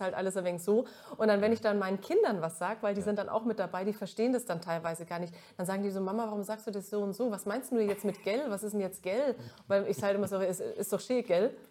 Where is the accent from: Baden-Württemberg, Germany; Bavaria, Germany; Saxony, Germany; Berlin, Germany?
Bavaria, Germany; Middle Franconia; accent: Franconian; moved away as an adult; also born or lived in Mittweida; now in Cologne, Germany; ich komme aus Mittelfranken.